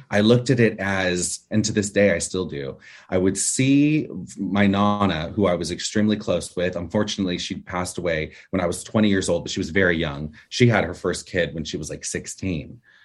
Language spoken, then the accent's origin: English; Orange County, California, United States; I was born here in the States, in California, in Orange County, California